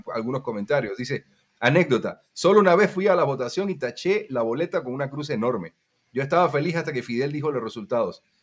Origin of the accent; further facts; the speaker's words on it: Cuba; moved away; also born or lived in Guatemala; cuando yo me fui a Guatemala, la opinión que había eh, en Cuba